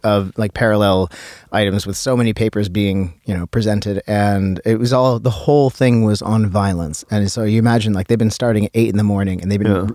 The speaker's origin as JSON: {"language": "English", "town": "Vancouver", "region": "British Columbia", "country": "Canada", "tie": "born or raised there", "said": "I was born in Vancouver"}